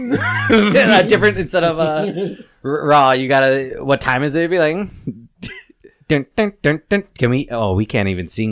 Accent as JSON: {"language": "English", "town": "South Milwaukee", "region": "Wisconsin", "country": "United States", "said": "I'm from South Milwaukee. I can't do math."}